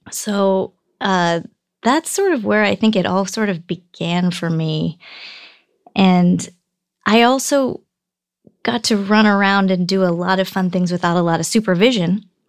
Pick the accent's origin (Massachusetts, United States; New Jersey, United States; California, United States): California, United States; Bay Area, Northern; also born or lived in Michigan / Alaska; We ended up in Northern California, the Bay Area